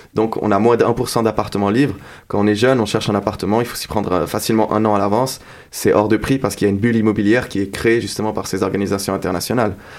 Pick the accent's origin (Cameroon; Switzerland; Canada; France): Switzerland; Geneva; French is a second language; moved away as an adult; je viens de Genève en Suisse